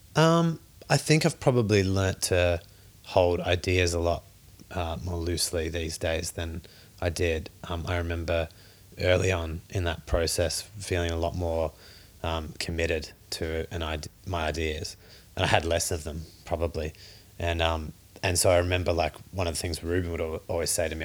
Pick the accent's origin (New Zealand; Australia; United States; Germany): Australia; Growing up in Australia